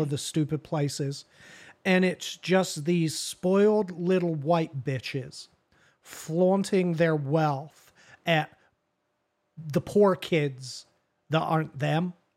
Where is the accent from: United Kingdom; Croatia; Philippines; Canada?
United Kingdom; England; now in United States; I am English, I'm from there, born and raised